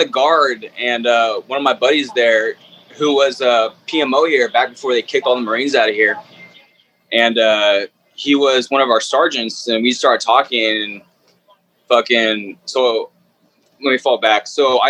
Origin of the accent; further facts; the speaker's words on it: San Clemente, California, United States; I'm from San Clemente, California.